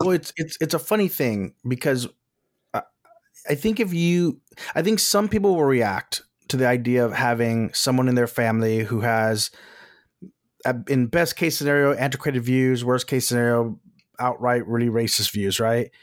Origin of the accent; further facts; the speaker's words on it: Texas, United States; moved away; also born or lived in Los Angeles; I'm from Texas, we've both lived in Los Angeles